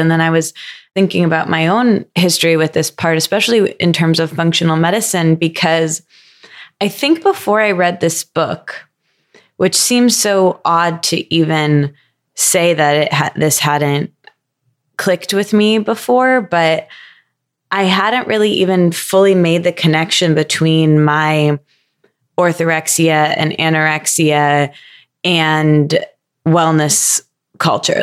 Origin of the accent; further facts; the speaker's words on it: Midwest, United States; I grew up in the Midwest